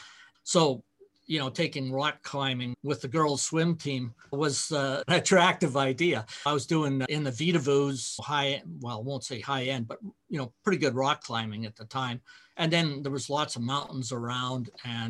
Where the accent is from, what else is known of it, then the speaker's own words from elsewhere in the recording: Saskatchewan, Canada; moved away as an adult; now in Calgary, Canada; I grew up in Saskatchewan, so in a farm ranch background.